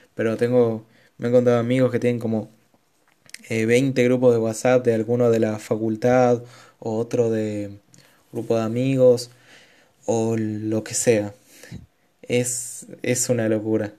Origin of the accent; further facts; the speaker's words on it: Argentina; soy de Argentina